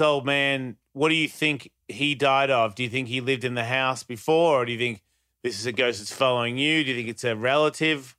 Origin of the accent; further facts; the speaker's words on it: Australia; now in United States; I was born in Australia